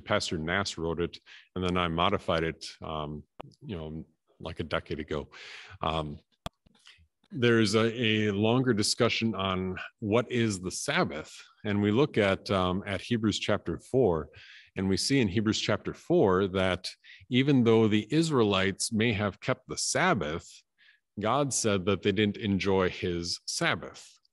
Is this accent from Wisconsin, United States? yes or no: yes; Appleton, Wisconsin, United States; moved away; also born or lived in Canada; I had that in, in my hometown too, that, uh, that everything closed between one and three on Good Friday.